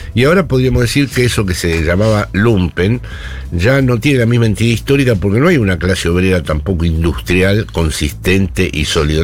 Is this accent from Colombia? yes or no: no; Buenos Aires, Argentina; moved away as an adult; now in Spain; soy un porteño que vive allí